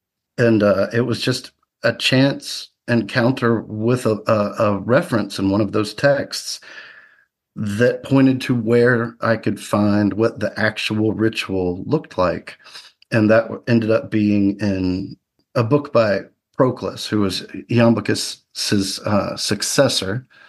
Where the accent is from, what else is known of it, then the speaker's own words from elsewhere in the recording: the South, United States; Yeah, I grew up in the South, moved around a lot